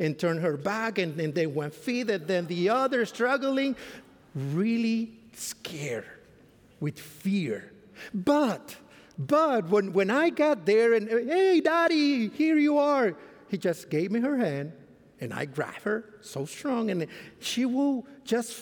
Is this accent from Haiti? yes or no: no; Mexico; English is a second language; moved away as an adult; now in Fort Worth, United States; I come from Mexico. I used to be in Mexico before 2014, but then we came here to serve at Central Texas Conference